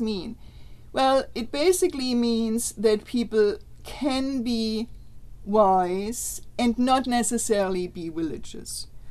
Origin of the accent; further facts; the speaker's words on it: Germany; now in United States; I'm from Germany